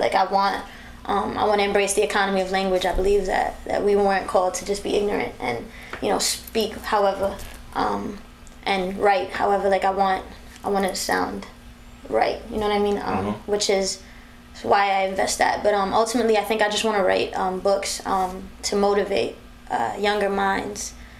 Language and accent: English; Bronx, New York, United States; I am. Born and raised.